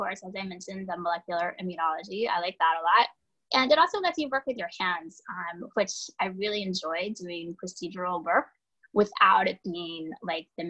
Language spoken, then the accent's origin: English; Pensacola, Florida, United States; moved away as an adult; also born or lived in Massachusetts; now in New York City, United States; I grew up in Pensacola, Florida